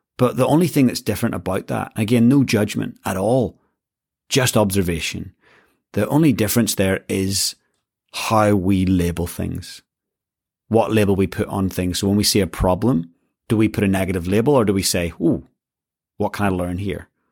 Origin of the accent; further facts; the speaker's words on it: Northern Ireland, United Kingdom; I grew up in Northern Ireland.